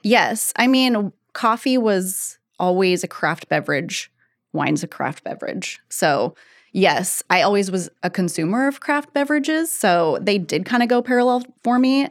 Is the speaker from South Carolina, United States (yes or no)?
no; Eugene, Oregon, United States; I'm from Eugene originally.